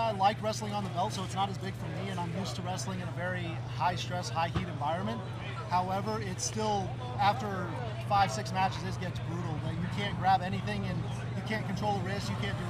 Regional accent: Colorado, United States; I'm from Colorado. I live at 6,800 feet above sea level.

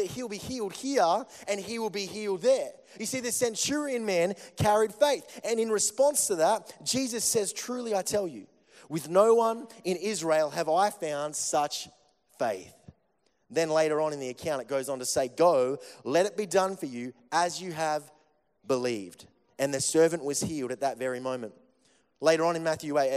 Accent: Melbourne, Victoria, Australia; I come from Melbourne

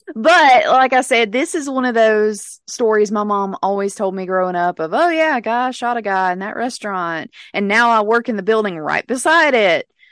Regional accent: Pontotoc, Mississippi, United States; moved away; my hometown of Pontotoc, Mississippi

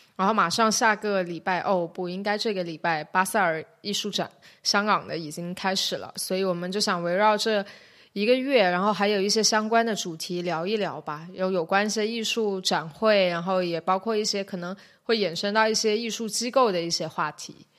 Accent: Shenzhen, Guangdong, China; 我是深圳人，然后我现在正，呃，在香港中文大学读，呃，艺术史的博士学位

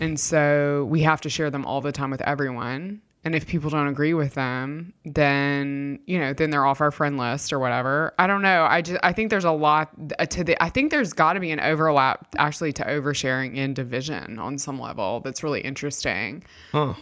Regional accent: United States; I'm from America.

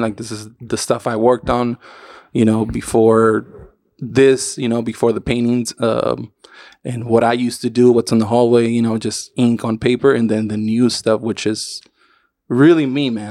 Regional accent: Tijuana, Baja California, Mexico; the banda and all that shit that I used to, that I grew up with in Tijuana

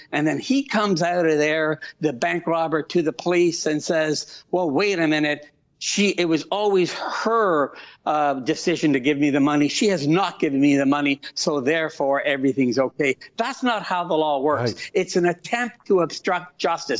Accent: Canada; As a Canadian

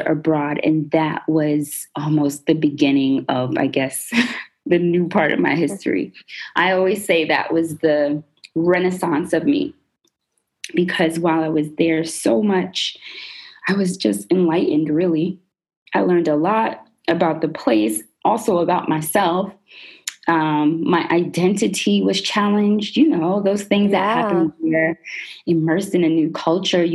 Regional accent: United States; nationally I'm American

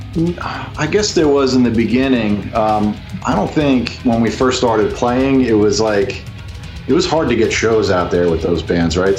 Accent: the Hamptons, Long Island, New York, United States; I grew up out in the Hamptons

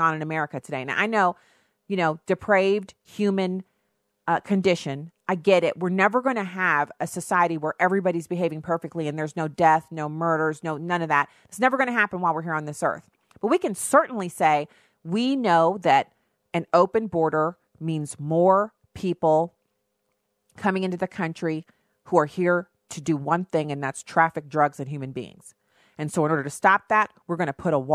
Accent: United States; I'm an American

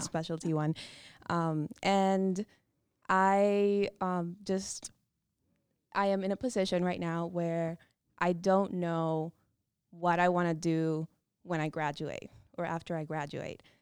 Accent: Dominican Republic; moved away as an adult; also born or lived in Virginia, United States; now in United States; I'm a from the Dominican Republic

